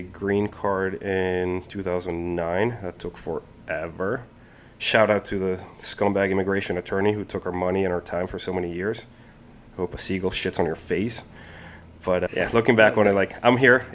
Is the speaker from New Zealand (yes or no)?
no; Colombia; now in United States; I was born and raised in Colombia, in South America